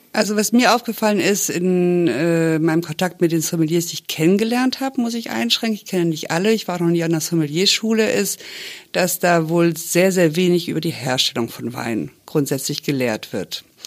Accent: France; now in Cologne, Germany; ich bin wirklich deutsch, aber ich bin in Frankreich aufgewachsen

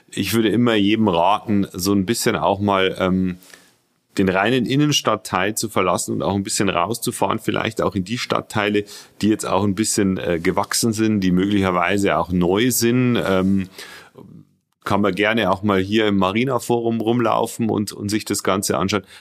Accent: Regensburg, Bavaria, Germany; Äh, ich bin der, der Sprecher der Rebak, ähm, bin 41 Jahre alt, äh, gebürtiger Regensburger

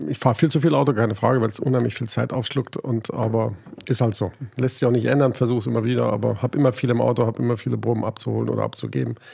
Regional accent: Hanover, Lower Saxony, Germany; Ich komme aus der Weltstadt neben Berlin, aus Hannover.

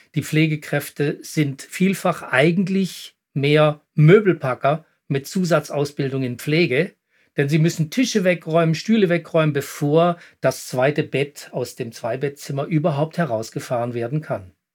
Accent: Switzerland; hier bei uns in der Schweiz

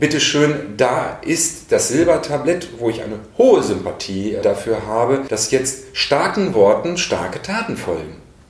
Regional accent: North Rhine-Westphalia, Germany; moved away as an adult; also born or lived in Bad Soden am Taunus; Aufgewachsen in Westfalen

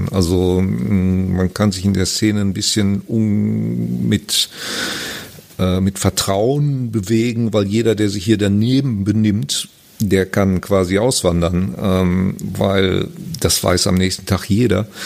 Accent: Germany; Wie gesagt, ich habe, ich bin Deutscher, aber habe relativ wenig Erfahrung.

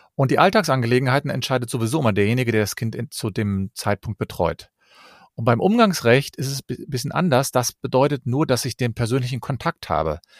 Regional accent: Cologne, North Rhine-Westphalia, Germany; Ich komme aus Köln und ich bin Fachanwalt für Familienrecht

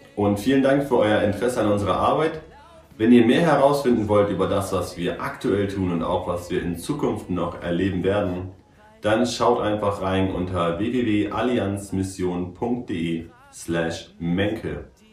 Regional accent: Germany; moved away as an adult; now in Paraguay

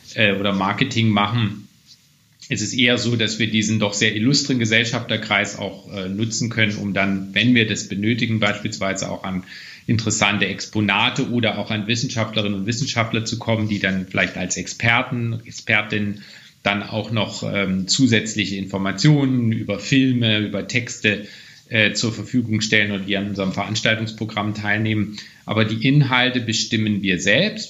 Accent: Weimar, Thuringia, Germany; Ich stamme ja auch aus Weimar, einer Stadt, in der natürlich Kultur eine besondere Rolle auch spielt

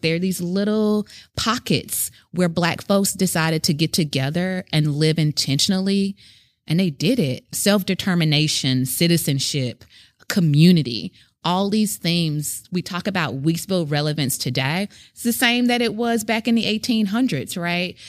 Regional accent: Memphis, Tennessee, United States; moved away as an adult; now in Brooklyn, United States; I'm from Memphis, Tennessee

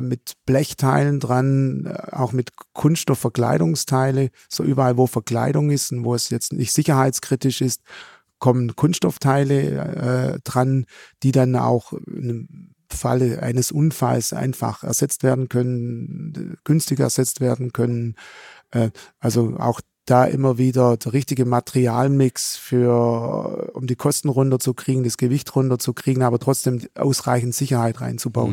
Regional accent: Swabian Jura, Baden-Württemberg, Germany; accent: Swabian; also born or lived in Esslingen; ich komme ursprünglich, der Dialekt verrät's im Hintergrund, von der schwäbischen Alb

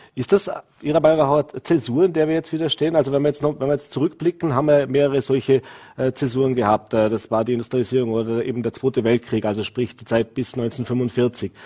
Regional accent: Vorarlberg, Austria; als Vorarlberger

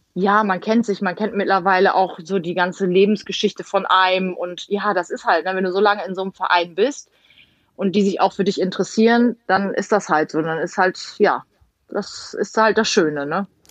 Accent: Emden, Lower Saxony, Germany; ich komme ja gebürtig aus Emden

